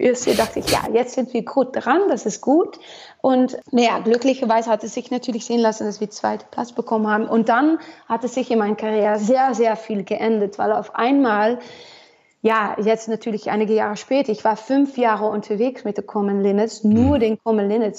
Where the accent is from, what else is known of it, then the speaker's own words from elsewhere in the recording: Almelo, Overijssel, Netherlands; German is a second language; also born or lived in Nashville, Tennessee; das ist Almelo für mich eigentlich, wo ich aufgewachsen bin